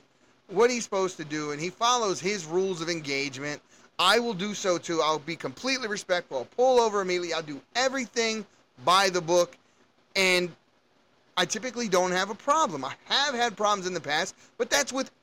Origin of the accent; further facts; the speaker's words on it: Baltimore, Maryland, United States; I grew up in Baltimore City, and we had some things going on where I grew up